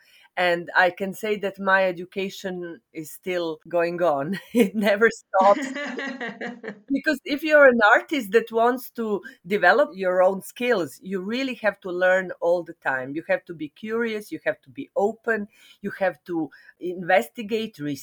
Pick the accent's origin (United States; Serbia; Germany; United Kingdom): Serbia; also born or lived in Belgrade, Serbia; I am a theater practitioner and dance practitioner from Serbia. I was born in Yugoslavia, but now I live in Serbia.